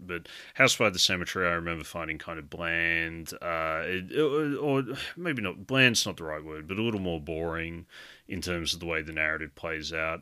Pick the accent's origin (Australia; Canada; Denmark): Australia; growing up in Australia, I'd come from very much a background of watching a lot of slasher films